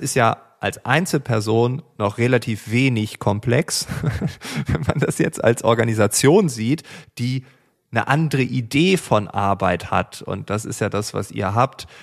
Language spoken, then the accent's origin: German; East Frisia, Lower Saxony, Germany; als Ostfriese